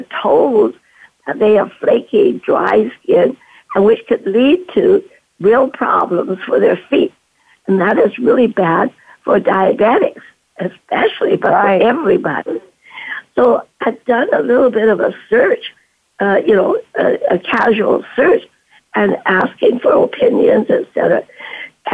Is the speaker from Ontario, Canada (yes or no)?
no; Vancouver, British Columbia, Canada; moved away as an adult; also born or lived in China / Duncan, British Columbia; now in San Francisco, United States; in Vancouver, British Columbia, where I was brought up